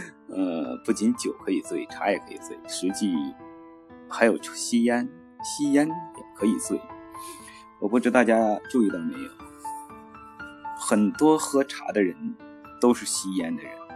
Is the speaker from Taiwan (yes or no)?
no; northern China, China; moved away as an adult; also born or lived in Yangtze River region; 我得北方长大，遥远的北方